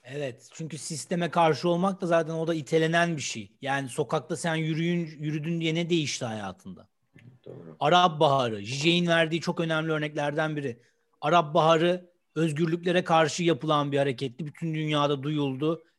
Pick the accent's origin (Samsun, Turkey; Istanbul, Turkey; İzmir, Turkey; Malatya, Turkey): Istanbul, Turkey; Ben İstanbulluyum.